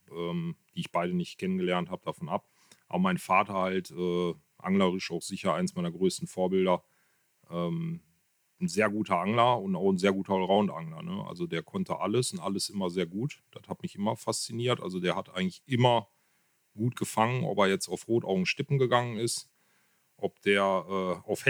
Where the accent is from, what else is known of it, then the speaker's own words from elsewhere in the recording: Kevelaer, North Rhine-Westphalia, Germany; ich komme aus Kevlar, gebürtig schon, bin eigentlich immer hier verwurzelt gewesen und lebe hier auch.